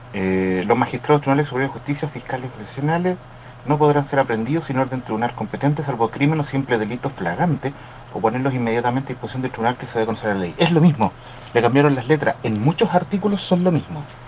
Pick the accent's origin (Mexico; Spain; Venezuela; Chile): Chile; yo, que soy chileno, natural